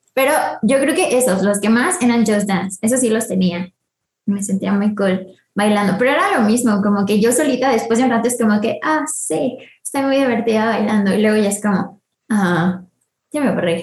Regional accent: Mexico City, Mexico; nacida el 12 de mayo del 98 en la CMX, así que pues soy chilanga, bueno, de feña.

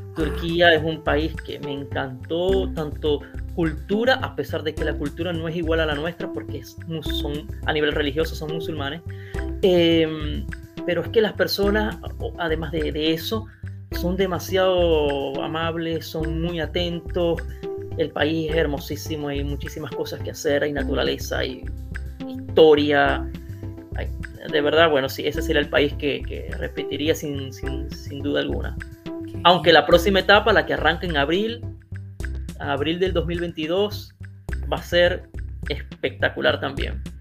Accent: Maracaibo, Zulia, Venezuela; moved away as an adult; now in Italy; soy venezolano de Maracaibo y en Italia tengo desde el 2016. Yo prácticamente, o sea, prácticamente viví toda mi vida en Venezuela

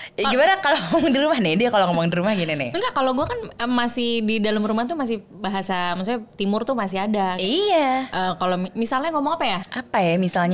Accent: Switzerland; first language German; Indonesian is a second language; moved away; gue tinggal di sana, lingkungan gue elup gitu ya. Jadinya gue bisa ya bahasa Jerman dulu, bahasa Indonesia gue baru baru start yang kayak lancar tuh tiga setengah empat tahun

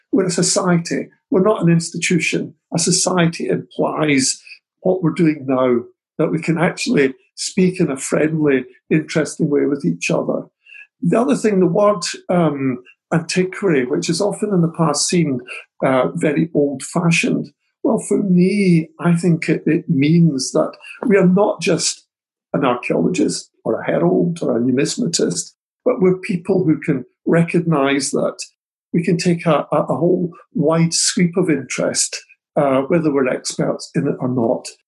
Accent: Scotland, United Kingdom; back here in Scotland

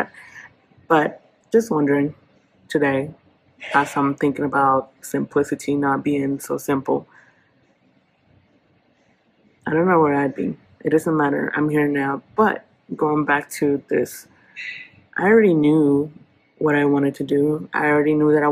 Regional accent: Oaxaca, Mexico; now in Oklahoma City, United States; I am originally from Oaxaca, Mexico, and I am a real estate entrepreneur here in Oklahoma City

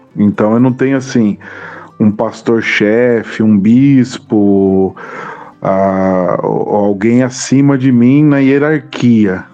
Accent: Mauá, São Paulo, Brazil; eu cresci no ABC, na cidade de Mauá

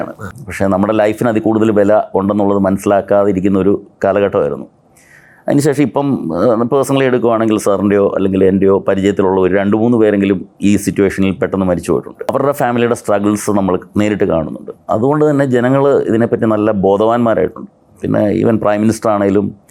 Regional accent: Kottayam, Kerala, India; ഞാൻ കോട്ടയത്ത് ജനിച്ചു വളർന്ന ആളാണ്

